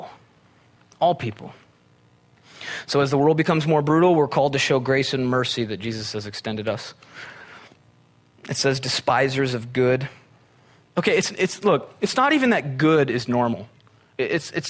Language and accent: English; Midwest, United States; moved away; I'm from the Midwest. We had tornadoes.